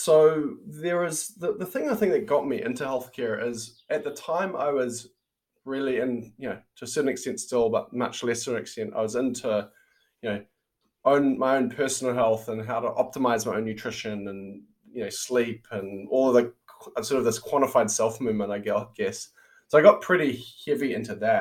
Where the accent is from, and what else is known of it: New Zealand; born or raised there; moved away as an adult; also born or lived in Silicon Valley, United States